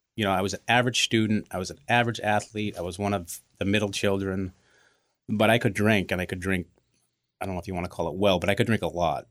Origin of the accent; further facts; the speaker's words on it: Braintree, Massachusetts, United States; We grew up in Braintree.